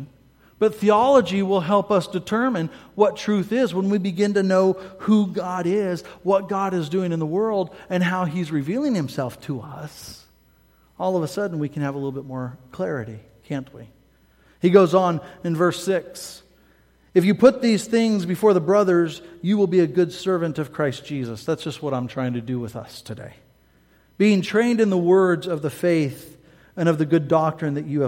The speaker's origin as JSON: {"language": "English", "region": "Midwest", "country": "United States", "said": "I'm from the Midwest, meat and taters all the way"}